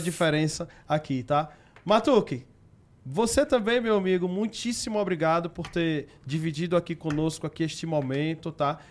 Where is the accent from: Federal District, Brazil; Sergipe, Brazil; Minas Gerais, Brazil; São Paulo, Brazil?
Sergipe, Brazil; Aracaju; Sou do Nordeste, para quem não sabe, lá de Aracaju